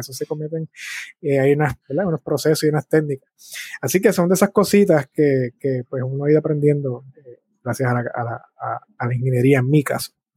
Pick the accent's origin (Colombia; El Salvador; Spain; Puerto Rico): Puerto Rico; Bayamón; also born or lived in San Juan, Puerto Rico / Cataño, Puerto Rico; yo nací en San Juan, Puerto Rico, y dónde me crié es interesante